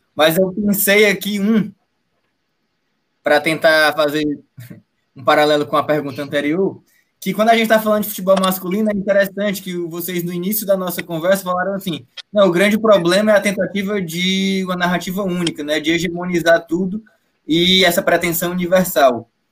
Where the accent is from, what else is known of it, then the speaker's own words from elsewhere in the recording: Northeast Region, Brazil; Eu, enquanto nordestino